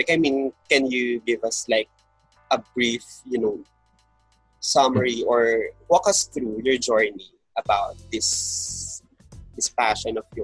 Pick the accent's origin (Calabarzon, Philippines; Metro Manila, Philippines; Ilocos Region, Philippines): Calabarzon, Philippines; Batangas; since I'm from Batangas